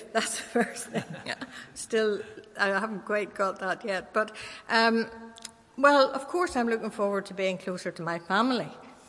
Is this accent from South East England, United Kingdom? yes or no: no; Northern Ireland, United Kingdom; moved away as an adult; now in London, United Kingdom; I stuck with the church I was brought up in Northern Ireland.